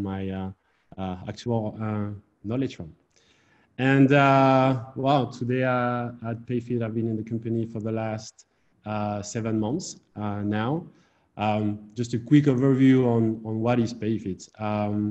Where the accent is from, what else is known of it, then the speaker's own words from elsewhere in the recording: Amiens, Hauts-de-France, France; English is a second language; moved away as an adult; also born or lived in Reims, France / Netherlands / Madrid, Spain; I'm a native from France. Then I was born in the north of France, in Amiens